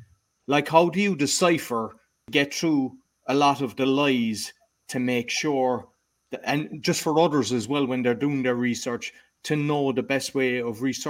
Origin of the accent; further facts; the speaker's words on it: Ireland; Me being Irish